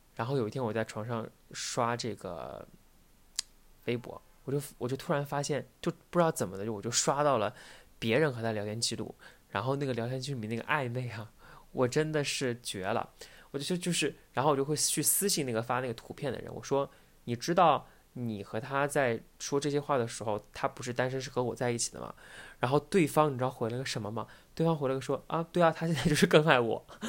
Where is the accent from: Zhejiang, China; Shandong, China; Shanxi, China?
Zhejiang, China; Taizhou; moved away; 他是在我老家，然后他特别希望我留在老家